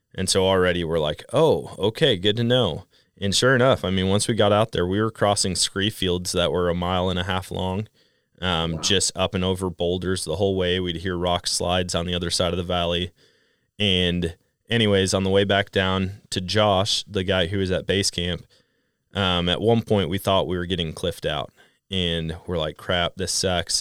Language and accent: English; Wisconsin, United States; moved away; growing up in Wisconsin and then going out west.